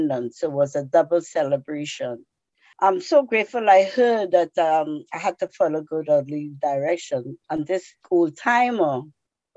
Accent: Trinidad & Tobago; moved away as an adult; now in United States; I came from Trinidad. Trinidad in the West Indies, where I was born, is the land of steel band music and calypso

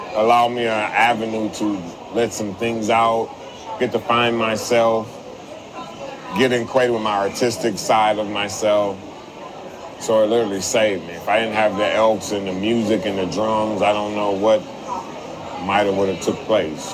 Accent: St. Paul, Minnesota, United States; I was born and raised in St. Paul

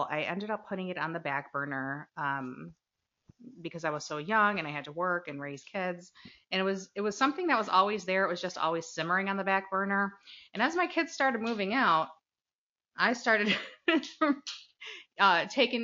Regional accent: Chicago, Illinois, United States; now in Chicago suburbs, United States; I am originally from Chicago, moved to the burbs when I had kids, so Chicago suburbs.

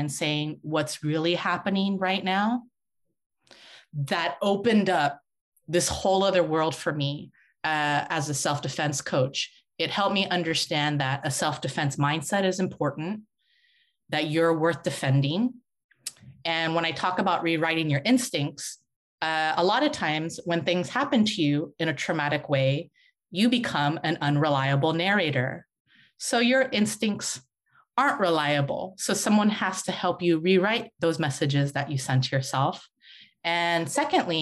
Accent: San Francisco, California, United States; I was born and raised in San Francisco.

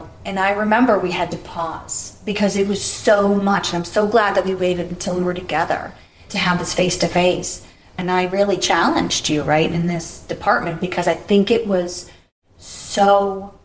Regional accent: Boston, Massachusetts, United States; where I grew up in Boston, and I think Boston's a very racist city

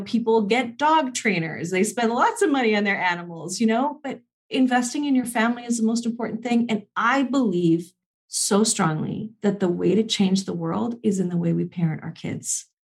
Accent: Canada; I'm Canadian

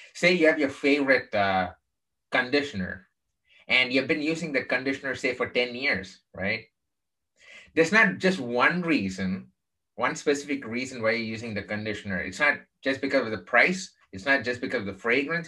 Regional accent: Chennai, Tamil Nadu, India; moved away; also born or lived in Texas; I grew up in the southern part of India um, in a place called Chennai

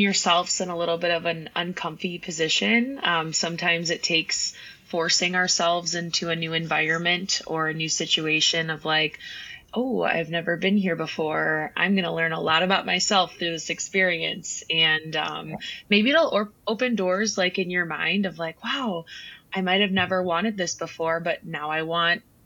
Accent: Kenosha, Wisconsin, United States; also born or lived in Milwaukee, Wisconsin; I was born and raised in Kenosha, Wisconsin, and that's now where I am back

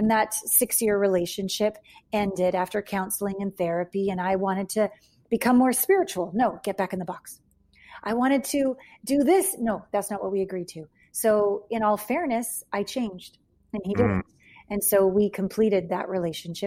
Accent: Canada; moved away as an adult; also born or lived in Los Angeles / Japan / New York; I left home. I'm from Canada.

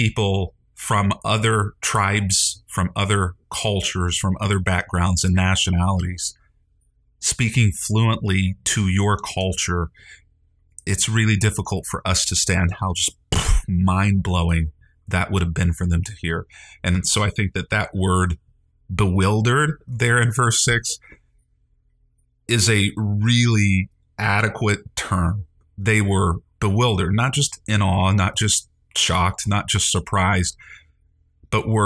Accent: Indiana, United States; I grew up in Nowhereville, Indiana, where we would probably be referred to most truthfully as rednecks

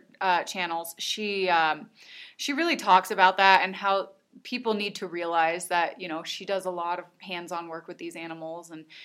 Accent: Illinois, United States; now in Colorado, United States; I'm from Illinois.

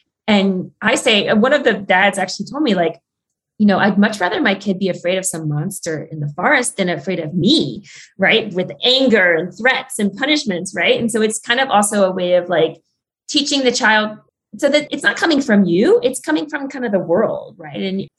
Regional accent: Ireland; Like I'm Irish in the stories in Ireland are almost like so similar to the stories in the Arctic.

